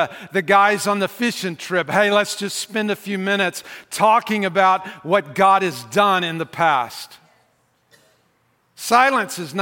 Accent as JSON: {"language": "English", "region": "the South", "country": "United States", "said": "I'm from the South"}